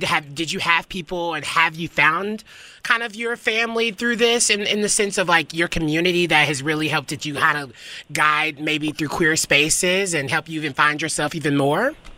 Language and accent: English; Nashville, Tennessee, United States; moved away; I'm from Nashville. I was raised there